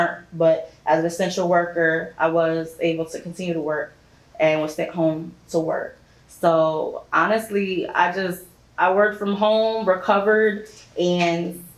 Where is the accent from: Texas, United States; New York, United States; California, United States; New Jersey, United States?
New York, United States; moved away; Growing up in New York, 11 years old